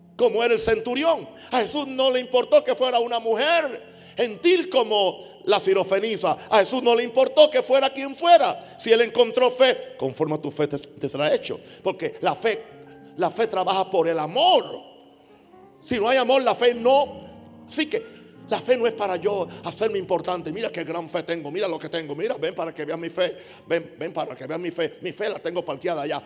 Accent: Panama; soy panameño

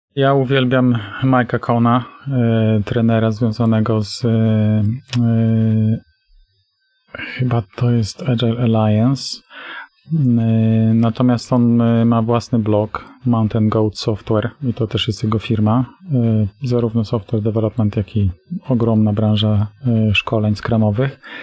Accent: Tricity, Pomeranian Voivodeship, Poland; Oba jesteśmy z Trójmiasta

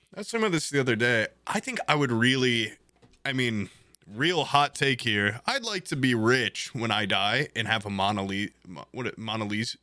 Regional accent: Indiana, United States; I'm proud to be a goddamn Indiana corn-fed boy

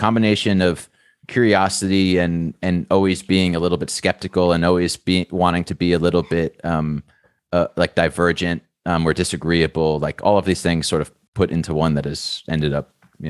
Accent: New York, United States; So I'm from New York.

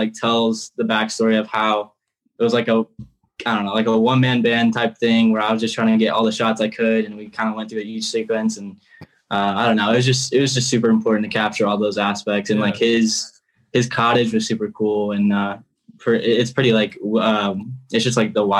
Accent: Indiana, United States; I'm from Indiana, so it's like obviously a normal thing to have tractors and stuff

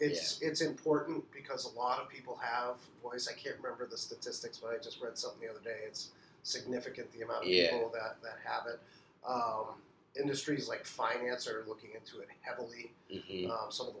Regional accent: Boston, Massachusetts, United States; now in Bedford, United States; Yeah, I'm originally from

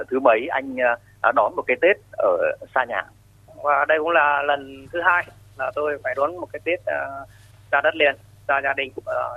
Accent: Thanh Hóa, Vietnam; Dạ, em quê ở Thanh Hóa.

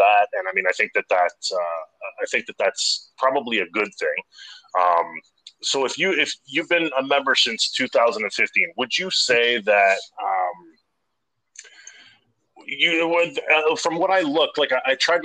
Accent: Canada; I'm a Canadian guy

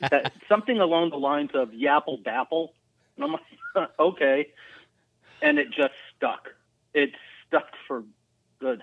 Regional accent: Kirkland, Washington, United States; also born or lived in Bellevue / Edmonds / Lynnwood; I was born in Bellevue, grew up in Kirkland, and then in my junior high days, I moved to the Edmonds Linwood area

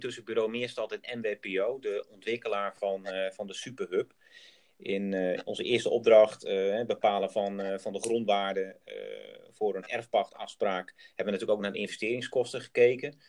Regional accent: Groningen, Netherlands; ben ik ook geboren en getogen Groningen

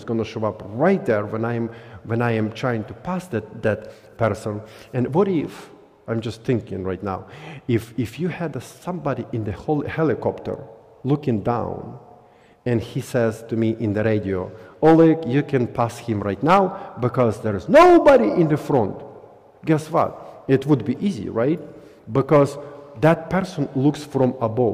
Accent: Belarus; now in Springfield, United States; I was born somewhere in Belarus

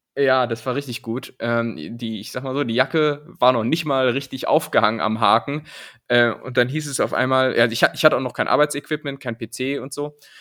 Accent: Lower Saxony, Germany; moved away; dieses Niemandsland, in dem ich ja aufgewachsen

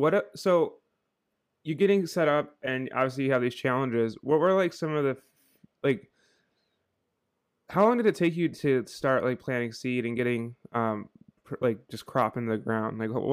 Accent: Buffalo, New York, United States; I'm from Buffalo, and my family has a cabin out in about an hour south in Freedom, New York, and it gets so cold there

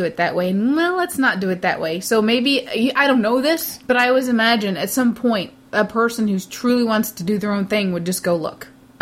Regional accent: United States; if I'm American?

